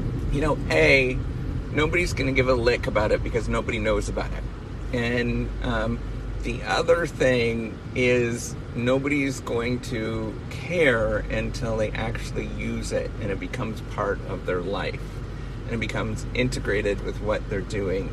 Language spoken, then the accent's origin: English; Northern Ontario, Canada; growing up in Northern Ontario